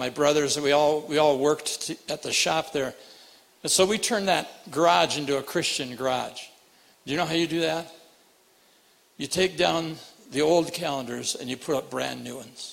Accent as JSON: {"language": "English", "town": "Rapid City", "region": "South Dakota", "country": "United States", "tie": "born or raised there", "moved": "yes", "said": "I grew up in Rapid City"}